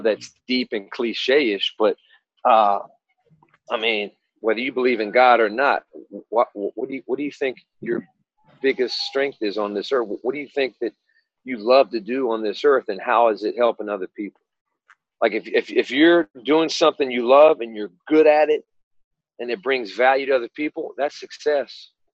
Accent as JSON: {"language": "English", "town": "Hampton", "region": "Virginia", "country": "United States", "tie": "born or raised there", "said": "I'm from Hampton, Virginia, so Hampton High School was the school of schools"}